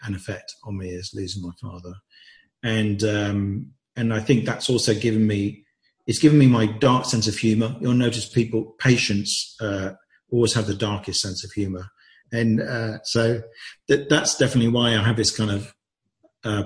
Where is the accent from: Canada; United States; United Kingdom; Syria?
United Kingdom; England; I'd grown up thinking that I should hide all sorts of aspects of myself in a typical English family